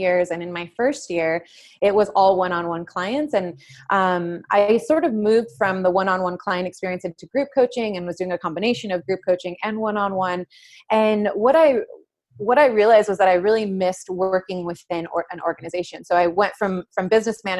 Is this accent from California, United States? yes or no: yes; San Jose, California, United States; now in San Diego, United States; I grew up on the east side of San Jose